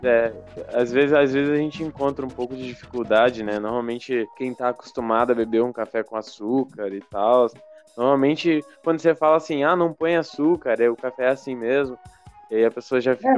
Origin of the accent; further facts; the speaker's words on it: Barra do Piraí, Rio de Janeiro, Brazil; now in Curitiba, Brazil; eu sou de Barra do Piraí